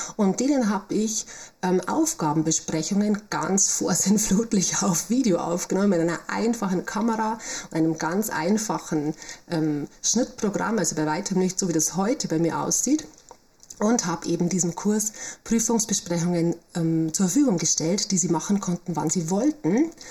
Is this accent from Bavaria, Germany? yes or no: yes; Bavaria, Germany; accent: Bavarian; also born or lived in Munich; now in Rosenheim district, Germany; ich komme also aus Bayern, was man, denke ich, an der Stimme auch immer noch deutlich hören kann.